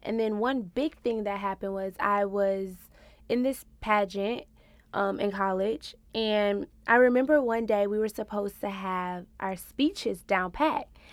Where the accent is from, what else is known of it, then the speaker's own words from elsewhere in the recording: Louisiana, United States; also born or lived in Houston, Texas; now in New York, United States; I'm a Louisiana girl who moved to Houston, Texas. So I'm a Southern Belle